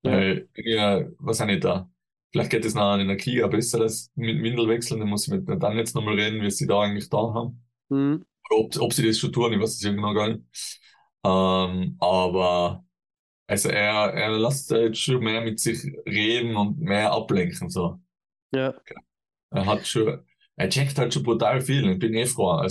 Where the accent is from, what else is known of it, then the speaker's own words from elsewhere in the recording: Tyrol, Austria; bei uns in Tirol sagt man, Dramhappet ist